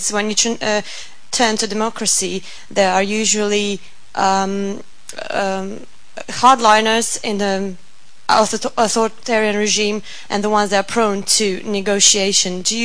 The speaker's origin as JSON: {"language": "English", "country": "Croatia", "said": "I'm from Croatia."}